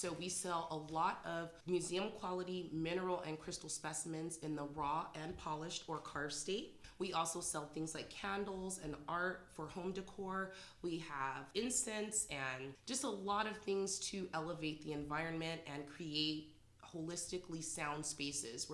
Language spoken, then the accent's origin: English; San Jose, California, United States; moved away as an adult; now in Morgan Hill, United States; I am from San Jose originally, but I've been living in Morgan Hill for the last 12 years